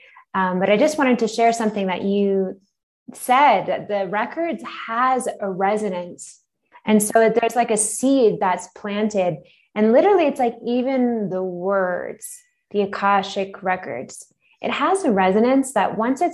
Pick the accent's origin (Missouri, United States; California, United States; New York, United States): New York, United States; Long Island; moved away as an adult; also born or lived in Philadelphia / Manhattan; now in Mexico City, Mexico; I grew up on Long Island, so right outside of the city.